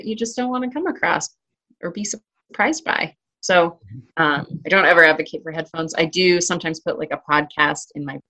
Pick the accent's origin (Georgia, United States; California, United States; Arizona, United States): Arizona, United States; now in Colorado, United States; growing up in Arizona